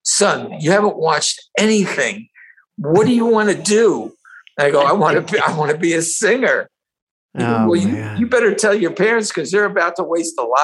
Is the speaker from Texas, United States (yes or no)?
no; New Brunswick, New Jersey, United States; also born or lived in Middletown, New Jersey / Iowa; I grew up in New Brunswick, New Jersey